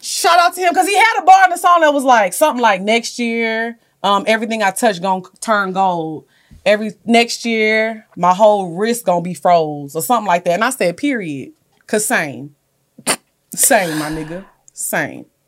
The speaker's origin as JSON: {"language": "English", "town": "Orange", "region": "Texas", "country": "United States", "tie": "born or raised there", "said": "I'm from Orange, y'all know they call it the Golden Triangle, Port Arthur, Beaumont"}